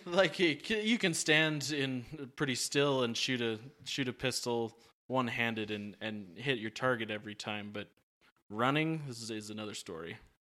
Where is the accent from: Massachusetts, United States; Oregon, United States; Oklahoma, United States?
Oregon, United States; I'm from Oregon